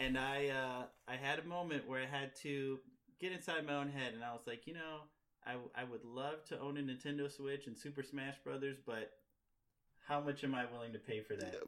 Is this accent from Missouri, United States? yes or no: yes; Missouri, United States; now in Chicago, United States; I'm from Missouri